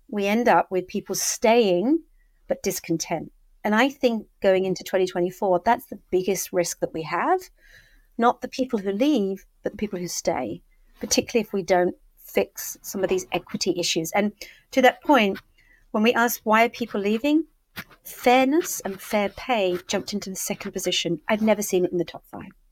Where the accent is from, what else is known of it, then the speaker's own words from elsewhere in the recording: Brighton, South East England, United Kingdom; moved away as an adult; I'm now grounded with two children in school back in my hometown of Brighton